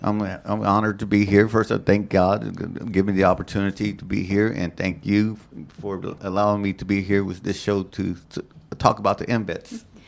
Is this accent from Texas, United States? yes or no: yes; Nixon, Texas, United States; moved away as an adult; also born or lived in Gonzales, Texas / Germany; I was born in Gonzales, Texas, raised in Nixon, Texas.